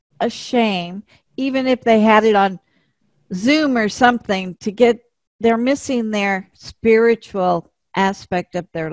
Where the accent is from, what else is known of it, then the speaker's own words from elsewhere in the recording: United States; now in California, United States; being an American